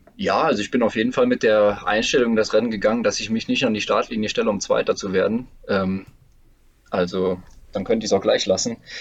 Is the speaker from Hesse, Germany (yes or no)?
no; Saarbrücken, Saarland, Germany; moved away as an adult; now in Karlsruhe, Germany; Ich bin in Saarbrücken geboren. Ich habe den größten Teil ja. meines Lebens mhm. in Saarbrücken gewohnt